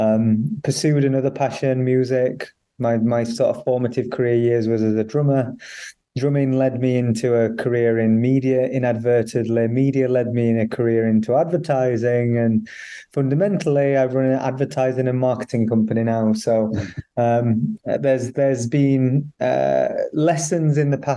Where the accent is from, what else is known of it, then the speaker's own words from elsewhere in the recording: Barnsley, Yorkshire and the Humber, United Kingdom; I grew up in Barnsley